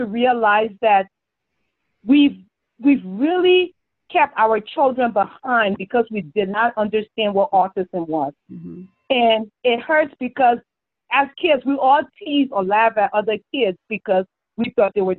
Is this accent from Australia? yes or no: no; Liberia; moved away; our growing up in Liberia